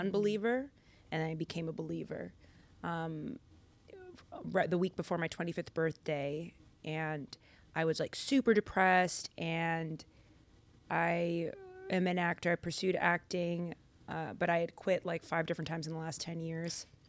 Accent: Lynn, Massachusetts, United States; I'm Dominican American, originally from Boston, Massachusetts. Well, a city outside of Boston, Lynn

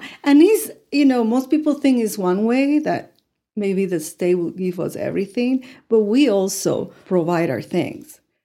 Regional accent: Ponce, Puerto Rico; English is a second language; moved away as an adult; also born or lived in Cuba; now in Amarillo, United States; I was raised in Ponce

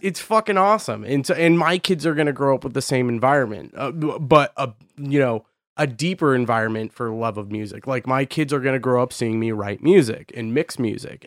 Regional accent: Boise, Idaho, United States; moved away; I'm from Boise, Idaho

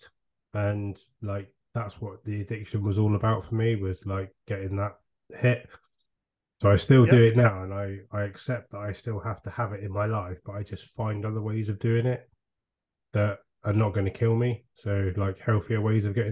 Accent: Devon, South West England, United Kingdom; We're from Devon

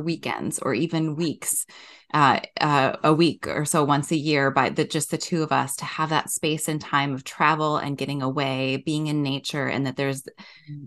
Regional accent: Wisconsin, United States; moved away as an adult; also born or lived in Madison, Wisconsin; now in Minnesota, United States; I grew up in Wisconsin

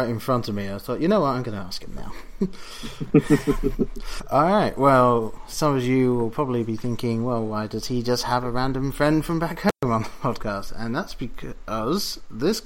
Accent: England, United Kingdom; moved away; someone that I grew up with back in England

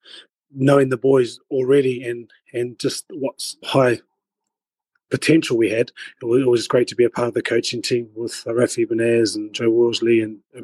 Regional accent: New Zealand; moved away as an adult; also born or lived in England; growing up in New Zealand

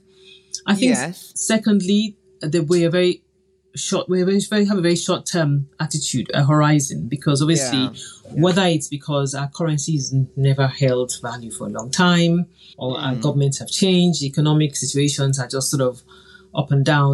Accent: Nigeria; I grew up in Nigeria in the 70s where there are families that own bakeries, airlines, newspapers

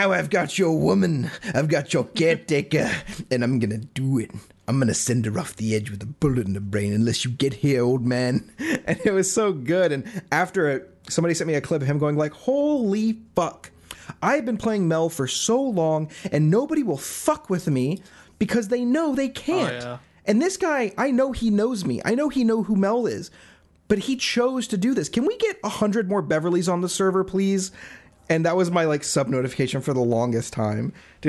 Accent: Isle of Man; He's from the Isle of Man. That's where I'm from. You know, I'm from the Isle of Man.

